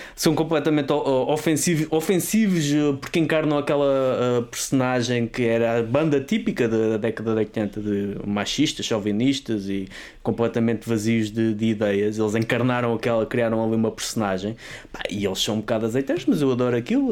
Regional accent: Vala do Carregado, Lisbon, Portugal; eu sou da Vala do Carregado

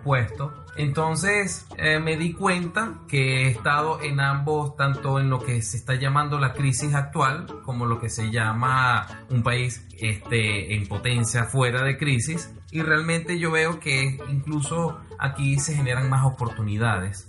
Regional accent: Venezuela; nuestro país, Venezuela

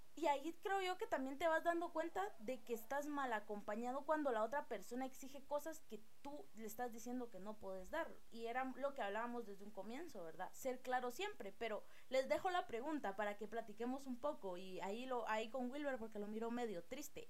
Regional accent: Guatemala; tenemos nosotros como, como guatemaltecos

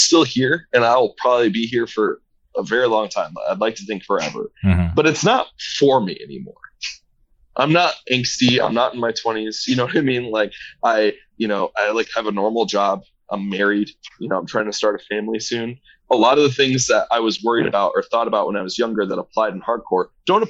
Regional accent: Indianapolis, Indiana, United States; growing up in Indianapolis

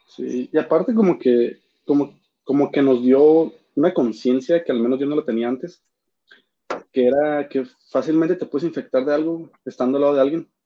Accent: Mexico; Somos vecinos de Estados Unidos

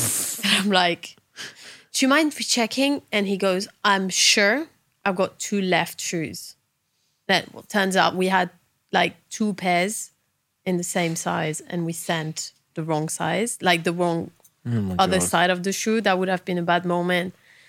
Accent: England, United Kingdom; I'm English. You're going to need more.

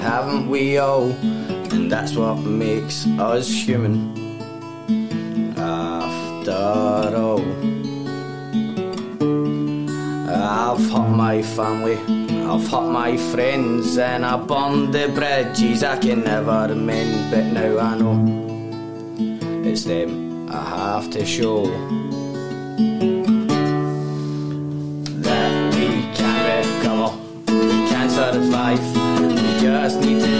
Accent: Glasgow, Scotland, United Kingdom; I'm Gorbals.

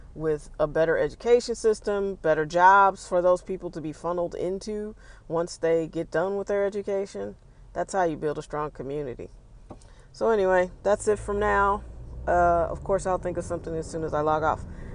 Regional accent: St. Louis, Missouri, United States; A big part of the things that I like about myself a big part of that is because I'm from St. Louis.

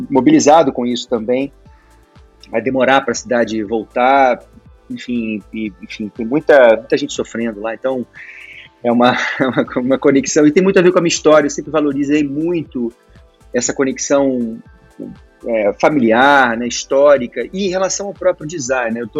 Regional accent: Petrópolis, Rio de Janeiro, Brazil; eu sou petropolitano, né? Eu sou, nasci em Petrópolis, minha família veio da Itália e chegou em Petrópolis em 1887, fundou a primeira fábrica de imóveis do Brasil lá.

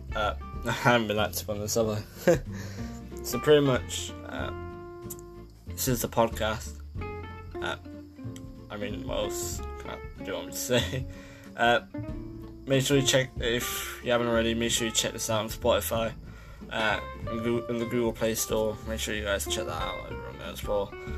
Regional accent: Leicester, East Midlands, United Kingdom; I'm from Leicester

